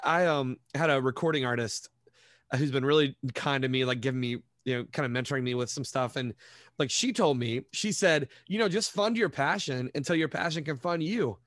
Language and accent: English; Montgomery, West Virginia, United States; moved away as an adult; also born or lived in Tampa Bay, Florida / Detroit area, Michigan; now in Detroit, United States; I grew up in Montgomery, which is, like, a small town, couple thousand people, like, right near Charleston